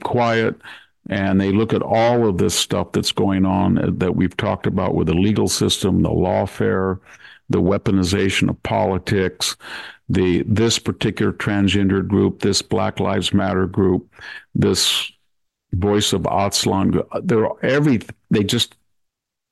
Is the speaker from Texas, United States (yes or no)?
no; Selma, California, United States; I go into my hometown and I walk along the streets of Salmar